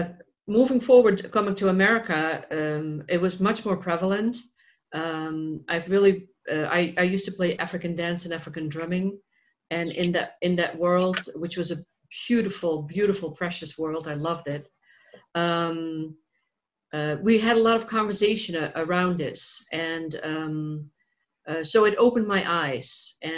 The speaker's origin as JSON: {"language": "English", "country": "Netherlands", "tie": "born or raised there", "moved": "yes", "said": "I'm originally from the Netherlands, and I grew up there"}